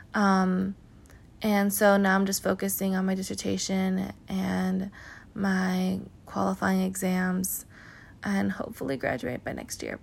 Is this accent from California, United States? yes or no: yes; California, United States; I'm from California